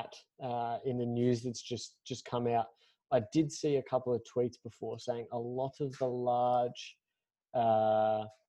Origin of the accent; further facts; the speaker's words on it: Australia; we're Australian